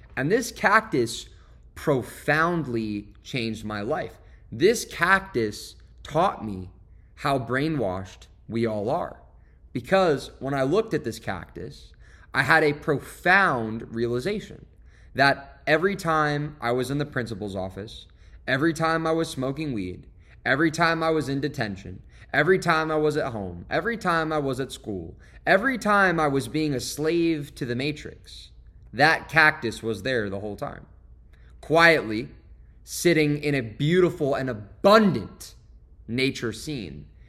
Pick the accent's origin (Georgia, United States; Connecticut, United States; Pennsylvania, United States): Connecticut, United States; Westport; moved away as an adult; my hometown in Westport, Connecticut, where I went to high school